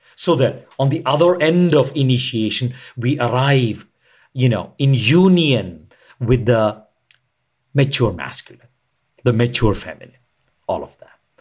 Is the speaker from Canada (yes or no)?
no; India; I'm an Indian